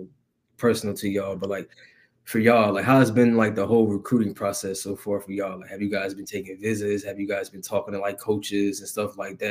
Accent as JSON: {"language": "English", "town": "Aurora", "region": "Illinois", "country": "United States", "tie": "born or raised there", "said": "I'm born and raised on the West side"}